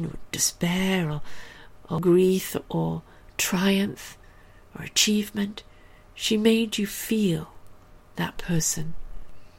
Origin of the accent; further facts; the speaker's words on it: England, United Kingdom; moved away; also born or lived in South Africa; I was born and raised in England.